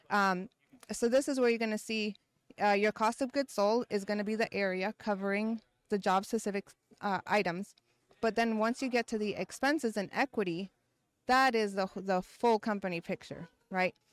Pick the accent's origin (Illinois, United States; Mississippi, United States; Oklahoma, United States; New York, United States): Mississippi, United States; Brandon; We're 30 mi- about 30 miles outside of Jackson.